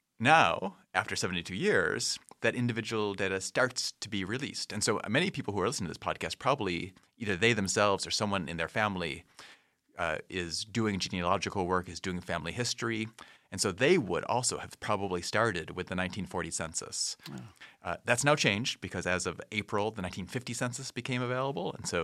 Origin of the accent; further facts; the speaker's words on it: Rochester, New York, United States; I grew up outside of Rochester, New York.